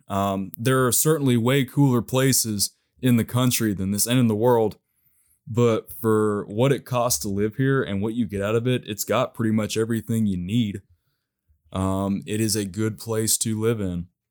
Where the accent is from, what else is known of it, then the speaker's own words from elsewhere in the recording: Knoxville, Tennessee, United States; my hometown here